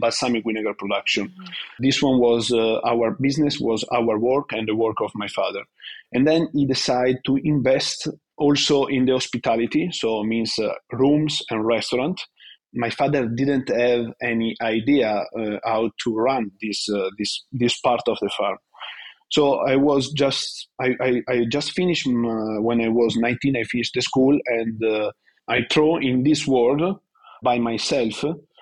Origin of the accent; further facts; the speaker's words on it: Vignola, Emilia-Romagna, Italy; I was born in Vignola, a small town outside of Modena